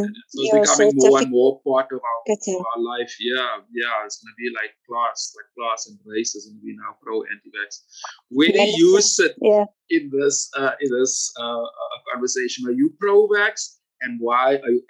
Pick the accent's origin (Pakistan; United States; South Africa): South Africa; I guess as part of being South African and being an artist